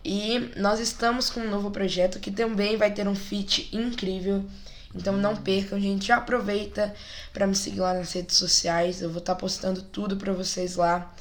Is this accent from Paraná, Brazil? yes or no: no; Brasília, Federal District, Brazil; Eu sou dessa igreja desde que eu nasci, Igreja de Deus, aqui em Brasília